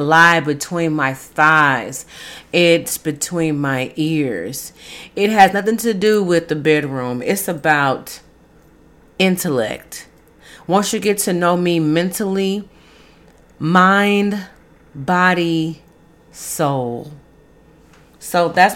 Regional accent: Dallas, Texas, United States; my hometown, Dallas

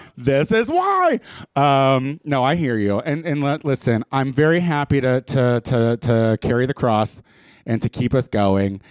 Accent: Midwest, United States; I'm from the Midwest

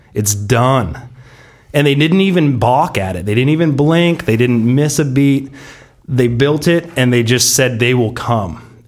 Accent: San Diego, California, United States; we're from Pacific Beach. We grew up, uh, like you said, together, uh, on the, you know, beaches, uh, right under Crystal Pier

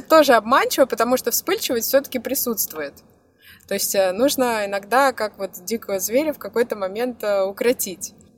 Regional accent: Moscow, Russia; moved away as an adult; now in Albania; я сама из Москвы

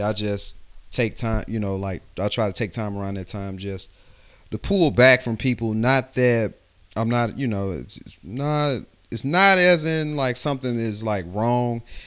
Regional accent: West Alabama, United States; I'm from, uh, West Alabama, so, you know, we grew up, and I grew up in the country out there

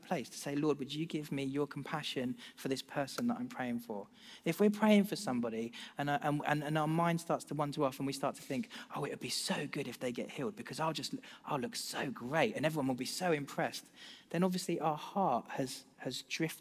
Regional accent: United Kingdom; as British people

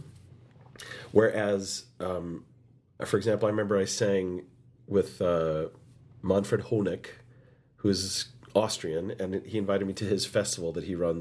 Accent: United States; the only American in that cast

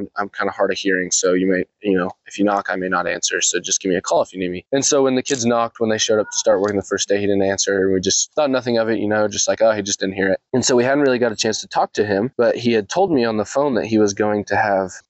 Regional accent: Clyde, Kansas, United States; I grew up in Clyde, Kansas, parishioner at St. John the Baptist there in Clyde.

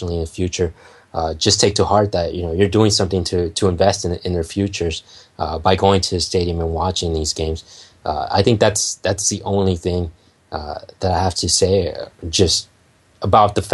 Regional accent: Los Angeles, California, United States; I'm Mexican American. I grew up

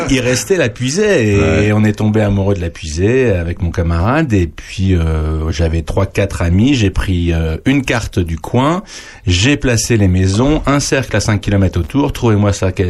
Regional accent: Saint-Nicolas-de-Bourgueil, Centre-Val de Loire, France; moved away; also born or lived in Challans, Vendée; Je suis né à la campagne, enfin même à la mer. J'ai été élevé à la campagne.

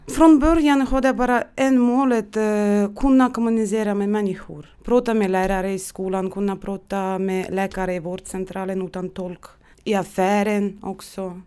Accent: Estonia; first language Russian; Swedish is a second language; moved away as an adult; now in Sweden; Jag kunde bara mitt modersmål, ryska språk. Jag kommer från Estland och jag bodde där 30 år och kunde inte estniska.

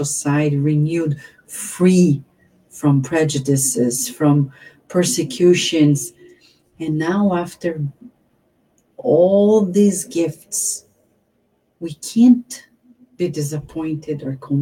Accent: Brazil; now in United States; I was born in Brazil.

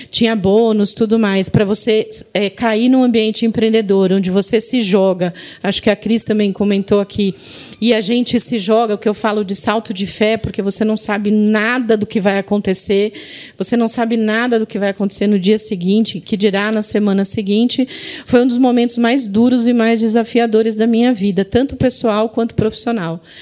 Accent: Diadema, São Paulo, Brazil; also born or lived in Recife; Eu fui criada em Diadema. Vim com 4 anos para São Paulo.

